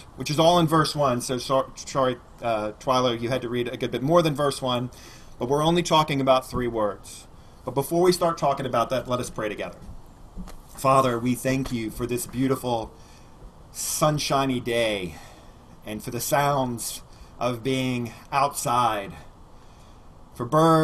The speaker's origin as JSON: {"language": "English", "region": "Alabama", "country": "United States", "tie": "born or raised there", "said": "I grew up in Alabama, and so we use the word gospel a lot"}